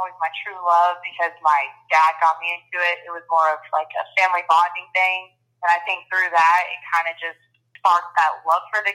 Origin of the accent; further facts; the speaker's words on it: Texas, United States; moved away as an adult; also born or lived in Louisiana; I'm from Texas